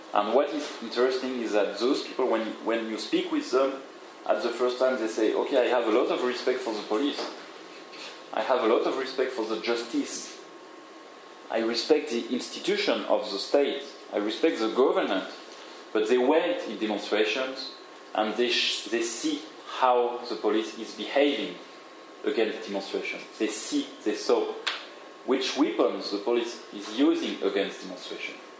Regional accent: Paris, Île-de-France, France; I'm from Paris

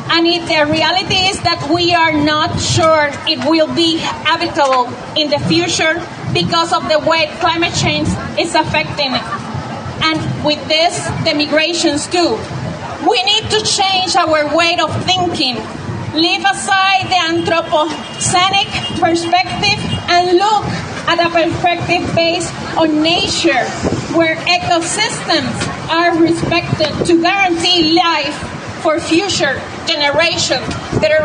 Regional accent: Puerto Rico; I'm from Borinquen, Puerto Rico, agroecological peasant, activist, and member of the National Coordination of Organización Boricua, that is part of La Vía Campesina.

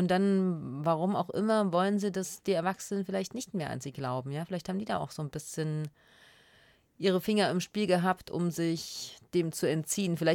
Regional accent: former East Germany, eastern Germany, Germany; accent: East German dialect (implied)

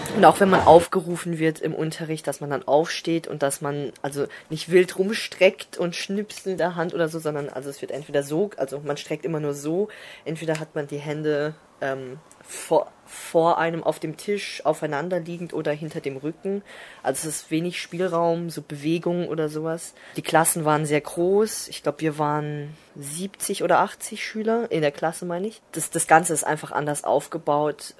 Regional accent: Germany; also born or lived in China / Freiburg; Ich bin in Deutschland geboren

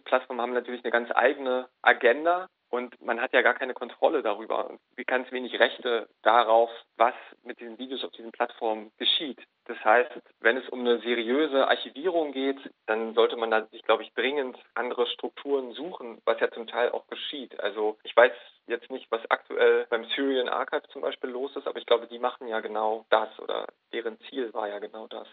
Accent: Germany; ich bin Deutscher.

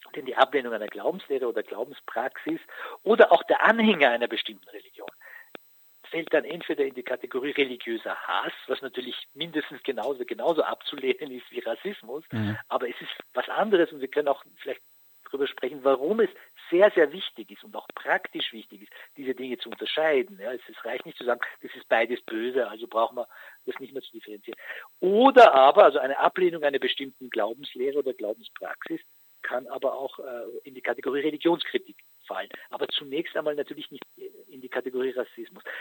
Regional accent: Austria; bei uns in Österreich

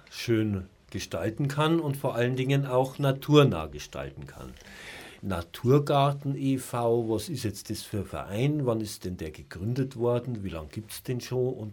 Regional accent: Munich, Bavaria, Germany; Ich komme aus München natürlich. Wir sind

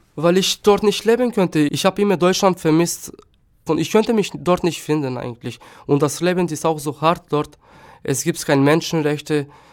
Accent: Štip, North Macedonia; first language Turkish; German is a second language; moved away as an adult; also born or lived in Germany; now in Chemnitz, Germany; Ich bin in Mazedonien geboren, in einem kleinen Stadt Stipp.

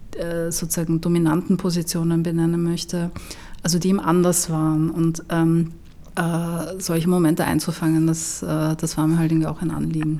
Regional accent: Vienna, Austria; ich komme aus Wien

